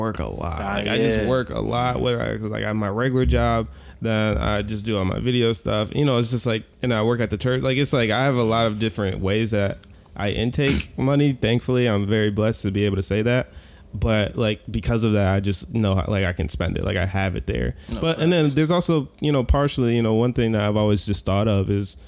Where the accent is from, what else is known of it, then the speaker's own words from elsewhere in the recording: Novi, Michigan, United States; we grew up in Novi